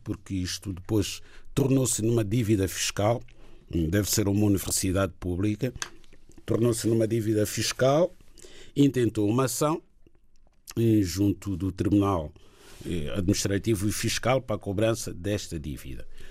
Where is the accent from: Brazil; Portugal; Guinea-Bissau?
Guinea-Bissau; a minha terra, que é Guiné-Bissau